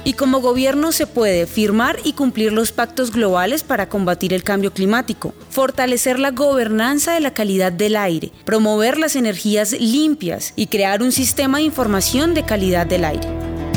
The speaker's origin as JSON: {"language": "Spanish", "country": "Colombia"}